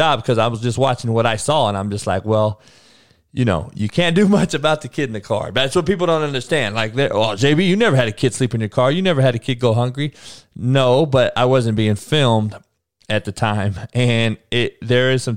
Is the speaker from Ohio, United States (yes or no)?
no; California, United States; they know I'm from Cali